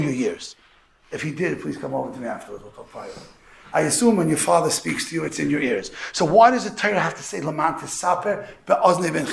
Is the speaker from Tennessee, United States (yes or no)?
no; New York City, New York, United States; I'm from Borough Park